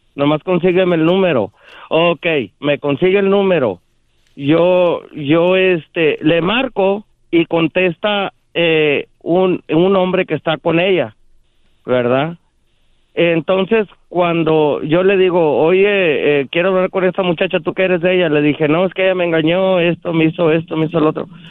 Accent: Matamoros, Tamaulipas, Mexico; born or raised there; now in Texas, United States

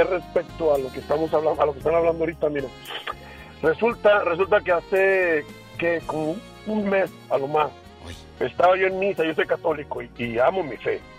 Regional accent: Durango, Mexico; Yo, soy de Durango, Durango.

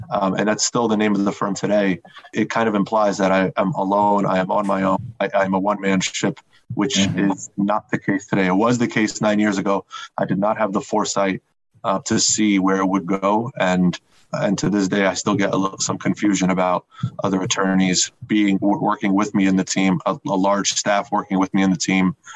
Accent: New Jersey, United States; I grew up in New Jersey

